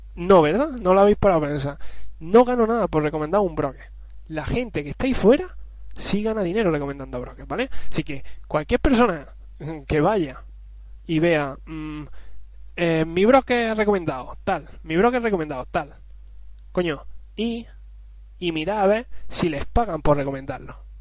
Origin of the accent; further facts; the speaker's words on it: Spain; Yo soy español.